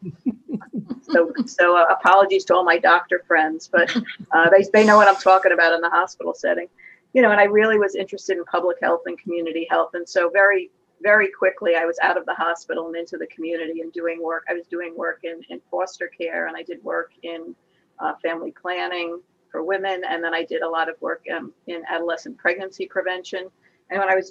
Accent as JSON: {"language": "English", "town": "New York City", "region": "New York", "country": "United States", "tie": "born or raised there", "said": "I'm from Staten Island. I was born here, grew up here, went to school here, was raised here, raised my daughter here, and I'm still here."}